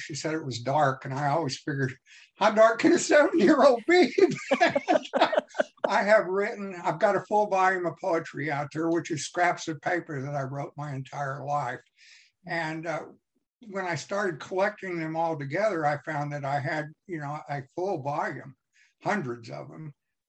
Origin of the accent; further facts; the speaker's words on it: Washington, District of Columbia, United States; born there; also born or lived in Virginia; now in Missouri, United States; I was born in Washington, D.C. My father was an FBI agent, and I came from Virginia home to Missouri.